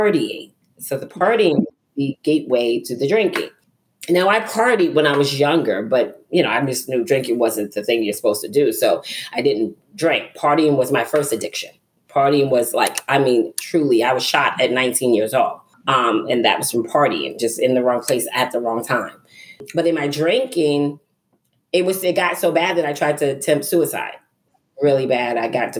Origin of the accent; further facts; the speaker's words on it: New York City, New York, United States; moved away as an adult; now in Griffin, Georgia, United States; I'm originally from Brooklyn, New York